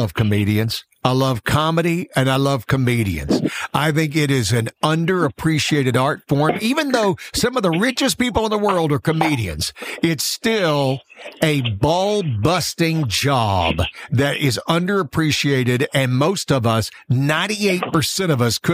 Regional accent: Florala, Alabama, United States; moved away; I am from Florella.

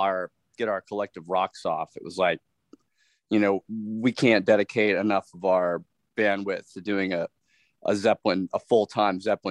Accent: Indiana, United States; Growing up in Indiana

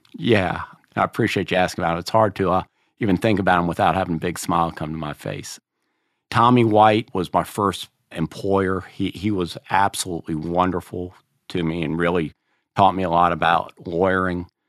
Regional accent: Cary, North Carolina, United States; I got a job in this law firm in Cary, which was my hometown

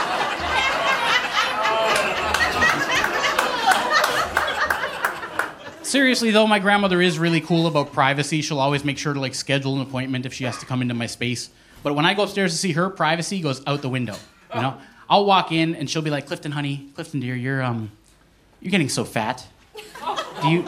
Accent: Eskasoni, Nova Scotia, Canada; Growing up in Escazone, me and my mom, we lived in a trailer.

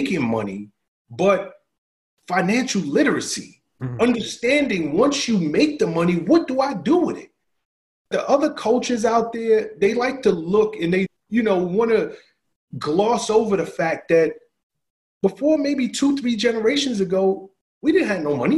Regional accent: New York City, New York, United States; moved away; I'm from the South Bronx. I didn't get out of the South Bronx by accident

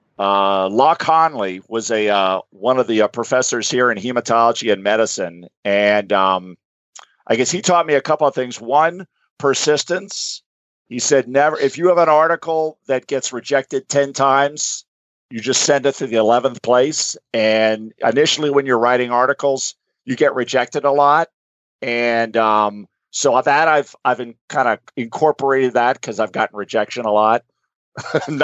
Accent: Gainesville, Florida, United States; I'm a Floridian. So I'm from Gainesville, Florida

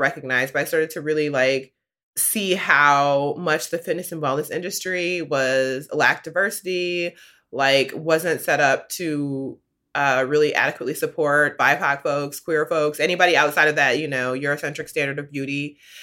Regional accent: Midwest, United States; I grew up in the Midwest

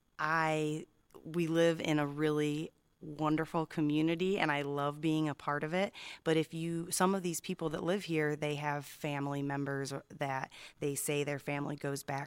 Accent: Illinois, United States; now in Catalina Island, United States; I'm from Illinois

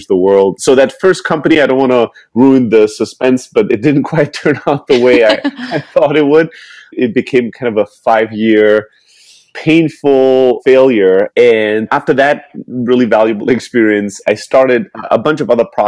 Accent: Germany; moved away; I'm originally from Greece, born and raised in Germany

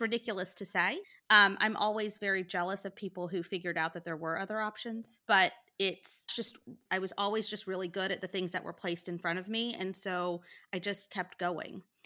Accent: Montgomery, Alabama, United States; I, too, am from Montgomery, Alabama. Born and raised.

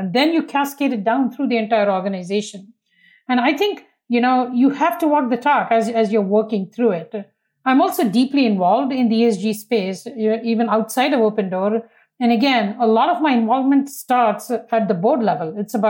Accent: India; You know, when I was young and I grew up in India, which was very different then than it is today

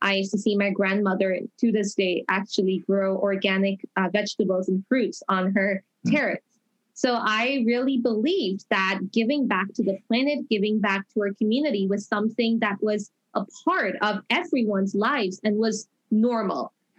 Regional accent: Toronto, Ontario, Canada; I am from Toronto, Canada. I'm also the only Canadian to win the International Children's Peace Prize

